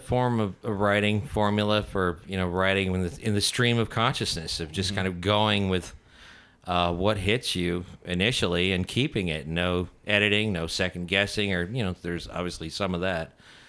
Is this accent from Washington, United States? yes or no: yes; Seattle, Washington, United States; And we are from Seattle